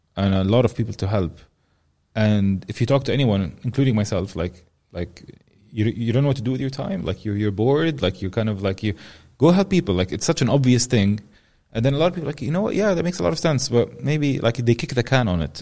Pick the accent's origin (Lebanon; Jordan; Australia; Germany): Jordan; Amman, Amman Governorate; I grew up in Amman